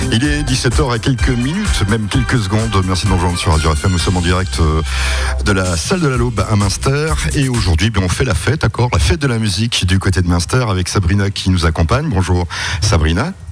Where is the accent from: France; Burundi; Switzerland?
France; Strasbourg, Grand Est